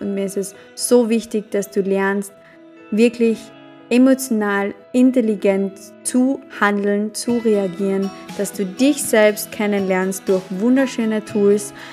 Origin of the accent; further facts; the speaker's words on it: Carinthia, Austria; accent: Carinthian dialect; Ich komme aus dem wunderschönen Kärnten in Österreich. Das ist auch der Grund, warum du in den ersten Folgen ein bisschen noch meinen Dialekt hörst.